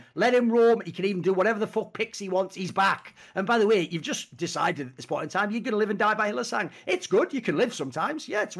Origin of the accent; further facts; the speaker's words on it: Spain; because I'm from Spain and they're from Spain